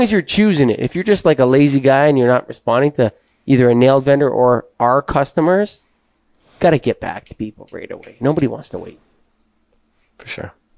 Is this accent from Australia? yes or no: no; Canada; me being Canadian